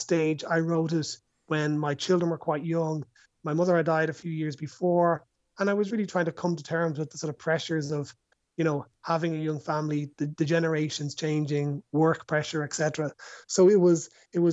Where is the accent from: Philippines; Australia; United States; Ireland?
Ireland; Dublin, Leinster; I'm from Dublin. I've lived in Dublin all my life